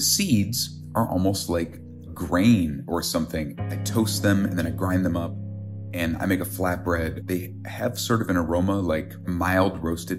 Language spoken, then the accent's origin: English; Minnesota, United States; now in Wisconsin, United States; I'm a chef from Minnesota